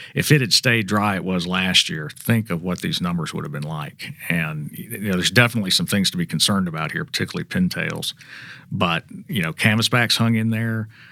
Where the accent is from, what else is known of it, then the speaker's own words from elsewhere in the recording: Mississippi, United States; I grew up in Mississippi, but my mother's family is from Chicago